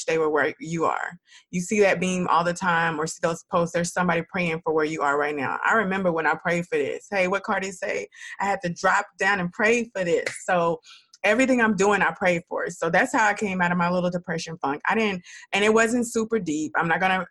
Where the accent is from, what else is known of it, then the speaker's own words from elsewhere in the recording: Dallas, Texas, United States; also born or lived in Houston; I'm from Dallas